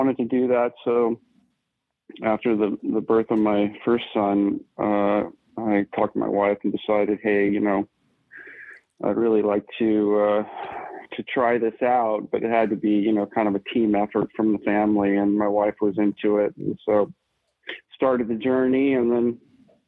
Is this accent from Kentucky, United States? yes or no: no; Malibu, California, United States; Growing up in Malibu and Southern California, surfing